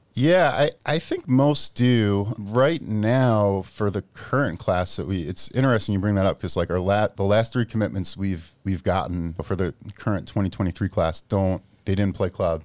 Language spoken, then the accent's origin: English; Massapequa, New York, United States; moved away as an adult; also born or lived in Pennsylvania; now in Massachusetts, United States; I grew up in Massapequa